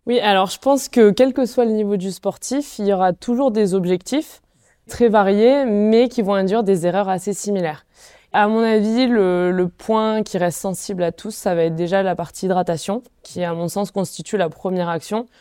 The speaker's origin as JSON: {"language": "French", "town": "Font-Romeu", "region": "Occitania", "country": "France", "tie": "born or raised there", "said": "j'ai grandi euh, à Font-Romeu où j'ai été en sport-études biathlon"}